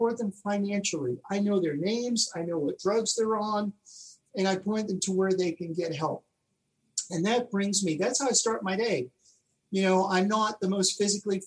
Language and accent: English; New York City, New York, United States; moved away; I grew up in Elmhurst